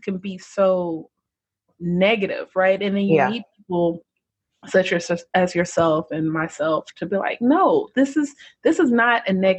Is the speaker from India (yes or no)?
no; United States; I was born in the States